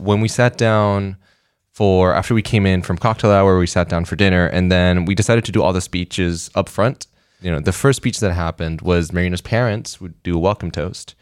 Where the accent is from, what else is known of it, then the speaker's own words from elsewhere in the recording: Puerto Rico; I grew up in Puerto Rico